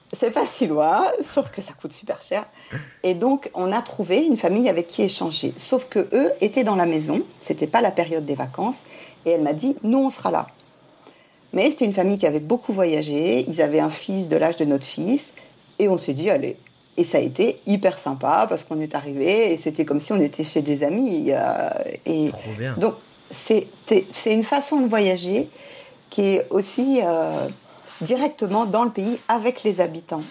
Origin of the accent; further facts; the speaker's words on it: Martinique; moved away; j'ai grandi à la Martinique